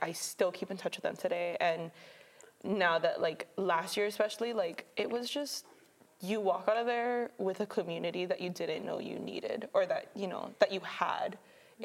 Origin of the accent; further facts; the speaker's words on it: Mililani, Hawaii, United States; moved away as an adult; now in Oregon, United States; I'm from Mililani, Oahu